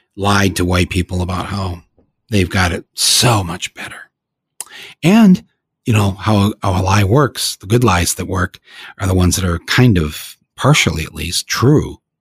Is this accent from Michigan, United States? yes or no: yes; Flint, Michigan, United States; I come from Flint